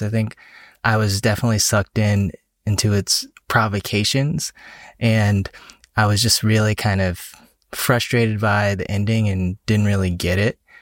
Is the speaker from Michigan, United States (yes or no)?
no; Atlanta, Georgia, United States; now in Washington, D.C. area, United States; I'm from Atlanta originally.